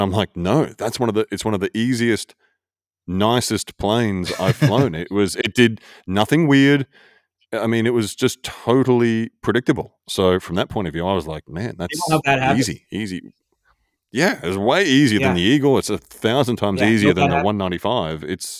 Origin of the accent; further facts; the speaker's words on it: Australia; I'm more Australian. I'm way more Australian.